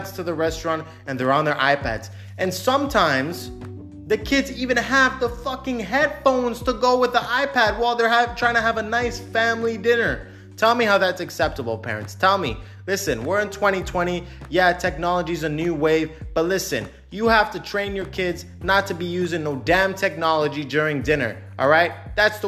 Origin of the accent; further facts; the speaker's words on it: Canada; now in Cyprus; I'm Canadian.